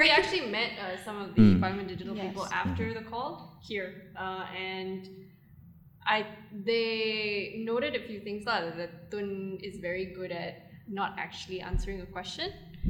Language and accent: English; Malaysia; as a Malaysian